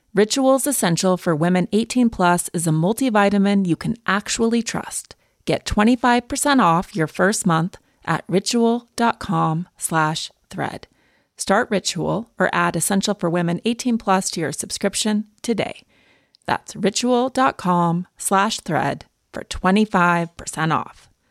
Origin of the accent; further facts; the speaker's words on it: Montana, United States; I grew up in Montana